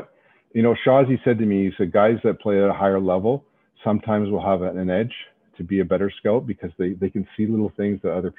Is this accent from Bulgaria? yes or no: no; Toronto, Ontario, Canada; born and raised in Toronto.